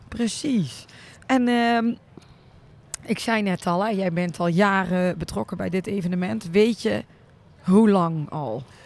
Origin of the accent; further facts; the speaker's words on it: North Brabant, Netherlands; now in Weert, Netherlands; Ik ben een Brabander, woon al heel lang in Weert